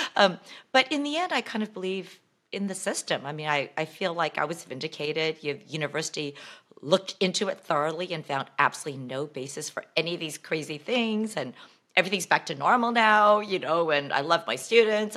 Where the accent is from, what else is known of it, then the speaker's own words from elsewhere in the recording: Bay Area, California, United States; growing up in the Bay Area